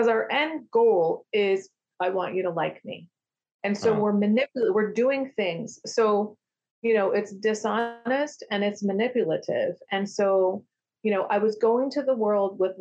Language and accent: English; United States; I grew up in American culture